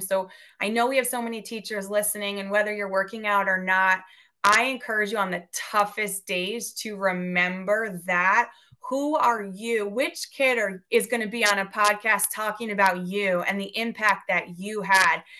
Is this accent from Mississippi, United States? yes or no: no; Westchester, New York, United States; my hometown school district in Westchester, New York